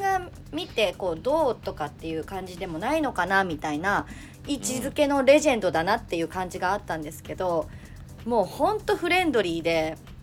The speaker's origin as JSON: {"language": "Japanese", "town": "Sakai", "region": "Osaka", "country": "Japan", "tie": "born or raised there", "said": "私大阪の地元堺ってところなんですけど"}